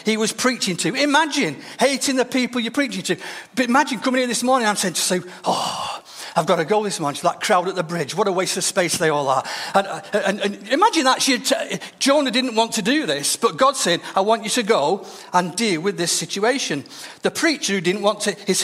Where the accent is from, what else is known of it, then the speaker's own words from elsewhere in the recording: Denton, North West England, United Kingdom; the church I grew up in Denton